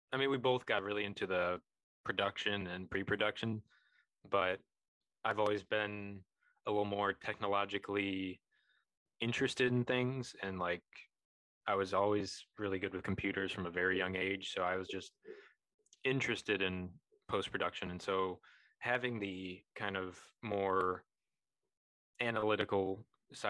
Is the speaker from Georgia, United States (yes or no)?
no; Illinois, United States; we didn't experience them in Illinois